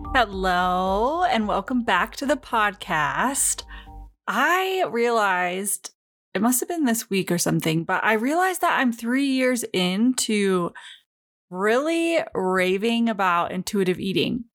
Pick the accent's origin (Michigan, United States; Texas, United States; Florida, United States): Michigan, United States; moved away; I'm originally from Michigan